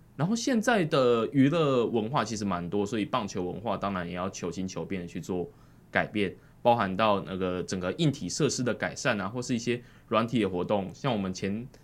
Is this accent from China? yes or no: no; Tainan, Taiwan; 我是台南出生的嘛